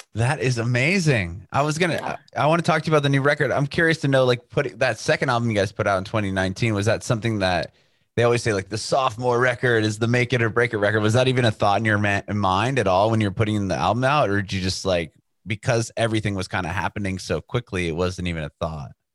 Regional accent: San Diego, California, United States; now in Nashville, United States; we're from San Diego, California, but we moved to Nashville

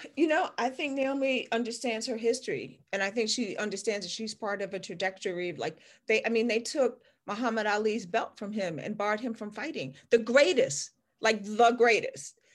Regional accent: Washington, District of Columbia, United States; I grew up in Chocolate City. I grew up in Washington D.C. in the 70s

